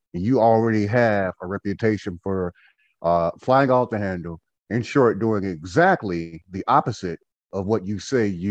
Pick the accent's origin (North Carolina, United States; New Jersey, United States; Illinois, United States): North Carolina, United States; Goldsboro; also born or lived in Winston-Salem, North Carolina; I am originally from Goldsboro, North Carolina, born and raised. I live in Winston-Salem, North Carolina.